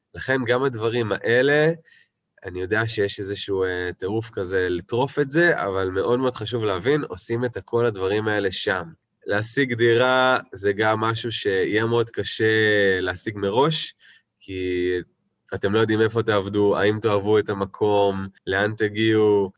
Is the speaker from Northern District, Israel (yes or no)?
no; Tel Aviv, Tel Aviv District, Israel; moved away as an adult; now in New Zealand; במקור מתל אביב, ממש תל אביב במקור